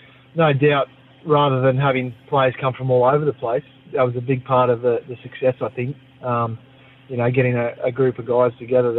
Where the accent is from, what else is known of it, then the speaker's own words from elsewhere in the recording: Forster, New South Wales, Australia; my hometown in Foster